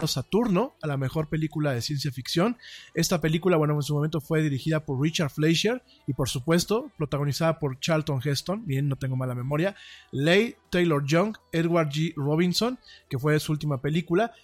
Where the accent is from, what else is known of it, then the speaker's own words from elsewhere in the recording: Mexico City, Mexico; yo soy hecho en México, en la Ciudad de México, chilango, como decimos aquí en, este, en este país, soy orgullosamente chilango